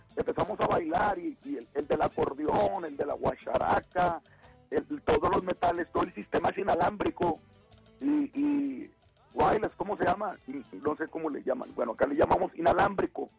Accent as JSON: {"language": "Spanish", "town": "Torreón", "region": "Coahuila", "country": "Mexico", "said": "donde somos nosotros, donde somos de Torrón, de Torrón, Coahuila"}